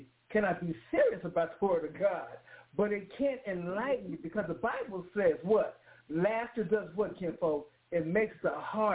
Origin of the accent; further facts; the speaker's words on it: Oklahoma City, Oklahoma, United States; I am from Oklahoma City, Oklahoma